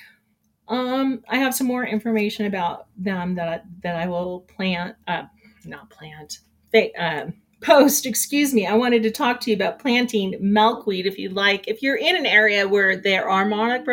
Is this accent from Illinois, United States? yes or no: no; California, United States; moved away; growing up in California